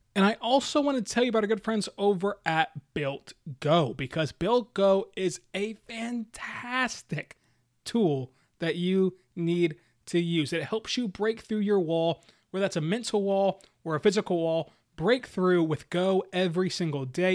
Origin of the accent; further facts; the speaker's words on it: Oklahoma, United States; my home state